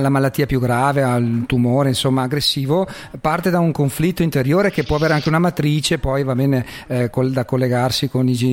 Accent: Veneto, Italy; anche in dialetto, noi che siamo veneti

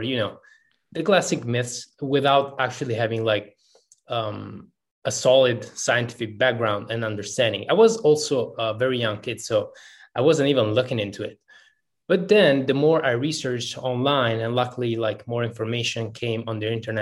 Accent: Italy; also born or lived in Kosovo; Technically speaking, I am from Italy

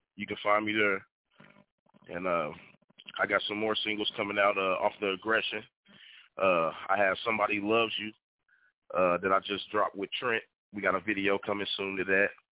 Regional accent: Evansville, Indiana, United States; I'm from Evansville, Indiana.

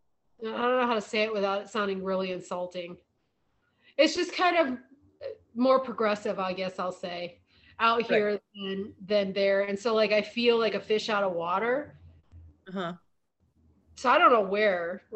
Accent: Northeast Ohio, United States; moved away; I grew up in Northeast Ohio, which was very wooded

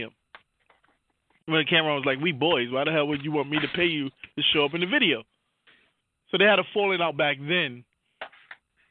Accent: New York City, New York, United States; I'm from Harlem.

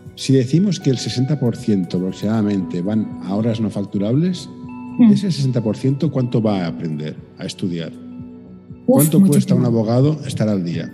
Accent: Barcelona, Catalonia, Spain; aquí en mi ciudad natal

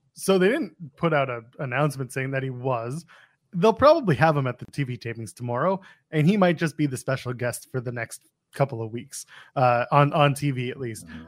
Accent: Ottawa, Ontario, Canada; moved away; Ottawa, Canada, which is my hometown

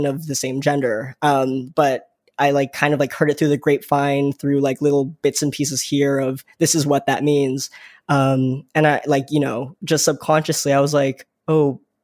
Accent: Vaughan, Ontario, Canada; I grew up in the greater Toronto area. I grew up in Vaughan, and even deeper into that, Woodbridge

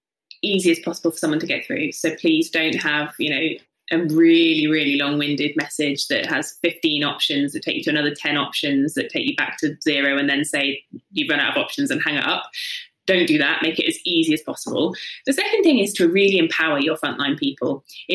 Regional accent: South East England, United Kingdom; From the south coast, so yeah, just Hampshire. Oh, yeah. But I don't have a Hampshire accent because that sounds sort of slightly.

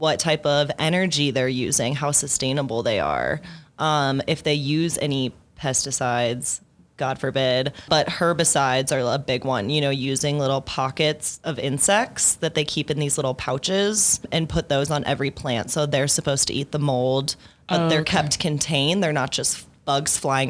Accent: Midwest, United States; now in Denver, United States; I grew up in the Midwest, where it's also, you know, still very stigmatized

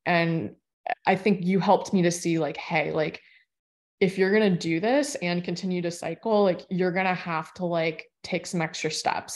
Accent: Florida, United States; I grew up in Florida

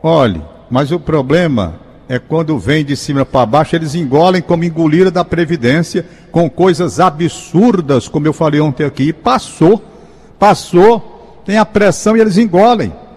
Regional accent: Fortaleza, Ceará, Brazil; Eu sou um cara da Gentilândia. Eu nasci na Gentilândia, moro na Gentilândia

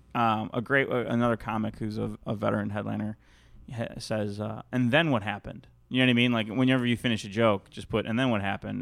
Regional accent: Chicago, Illinois, United States; moved away as an adult; now in California, United States; I grew up in there, in, born and raised in Chicago.

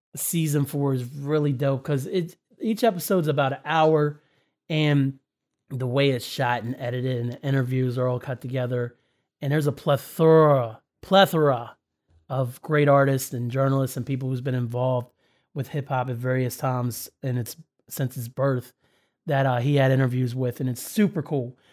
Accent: Winchester, Indiana, United States; race in my hometown of Winchester Speedway back in the day

